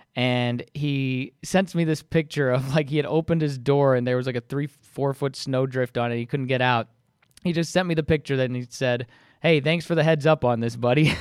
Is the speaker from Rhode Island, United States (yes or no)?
yes; Rhode Island, United States; I grew up in Rhode Island.